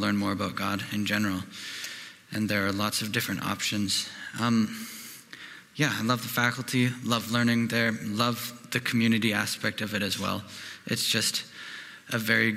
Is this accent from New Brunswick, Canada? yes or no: no; Cochrane, Alberta, Canada; I'm from Cochrane.